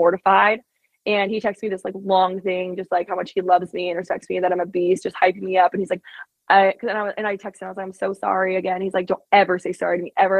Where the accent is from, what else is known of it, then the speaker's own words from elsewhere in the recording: Alaska, United States; moved away; also born or lived in Arizona; I'm from Alaska, but being in Arizona